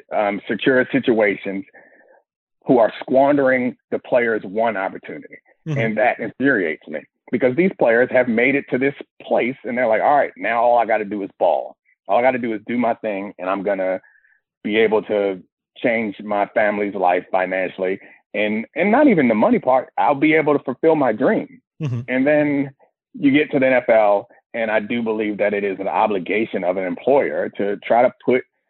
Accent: Baltimore, Maryland, United States; I was from Baltimore

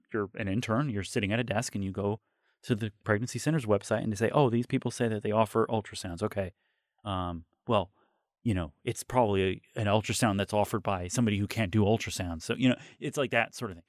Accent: New York, United States; As a New Yorker

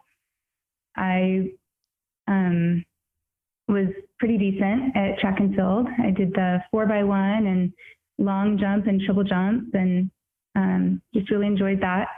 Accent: Tri-Cities, Washington, United States; I grew up in Washington, over in the desert part, not the green part, and in the Tri-Cities

